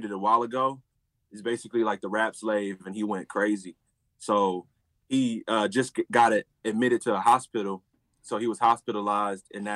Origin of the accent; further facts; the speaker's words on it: Houston, Texas, United States; I'm from Houston, Texas. Born and raised